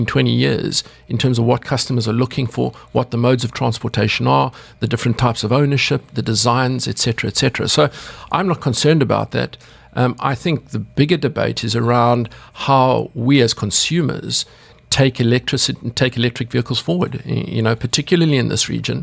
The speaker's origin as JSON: {"language": "English", "country": "South Africa", "tie": "born or raised there", "said": "as a kid growing up in South Africa"}